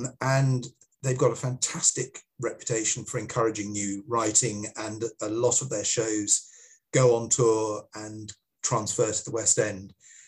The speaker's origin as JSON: {"language": "English", "country": "Singapore", "tie": "born or raised there", "said": "hopefully they will find it as funny as I did when I was growing up in Singapore."}